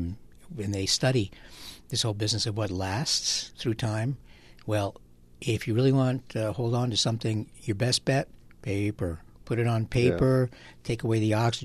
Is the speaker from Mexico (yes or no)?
yes; Mexico; moved away; when I was growing up in Mexico